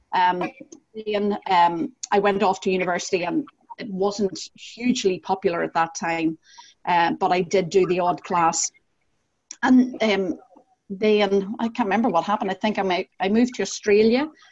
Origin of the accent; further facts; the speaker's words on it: Northern Ireland, United Kingdom; accent: Northern Irish; also born or lived in Scottish countryside; now in Glasgow, United Kingdom; as you might be able to hear from my accent, I am Northern Irish